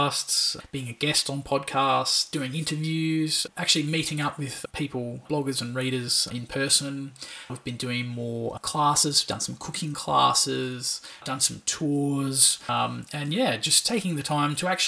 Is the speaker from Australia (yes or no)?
yes; Australia; as an Australian